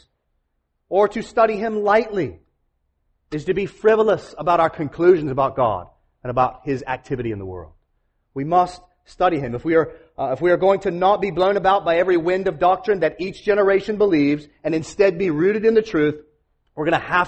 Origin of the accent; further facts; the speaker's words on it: Jacksonville, Florida, United States; moved away as an adult; also born or lived in Atlanta, Georgia; I grew up right outside of Jacksonville, Florida